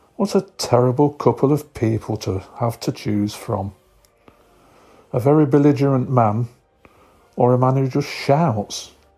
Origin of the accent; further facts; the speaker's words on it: Nottingham, East Midlands, United Kingdom; I'm from Robin Hood County in the United Kingdom. Known to all you as Nottingham